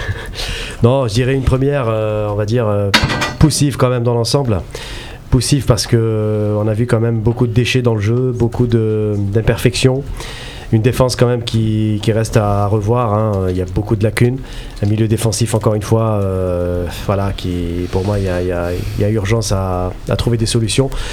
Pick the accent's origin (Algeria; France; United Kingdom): Algeria; chez nous en Algérie